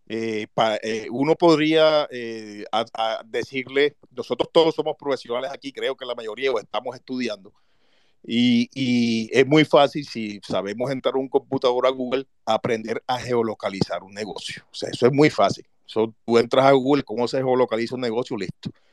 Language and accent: Spanish; Montería, Córdoba, Colombia; yo soy de Montería, estoy aquí ahora mismo